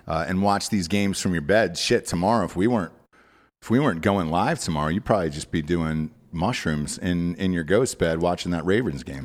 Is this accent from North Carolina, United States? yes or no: no; Atlanta, Georgia, United States; I'm from Atlanta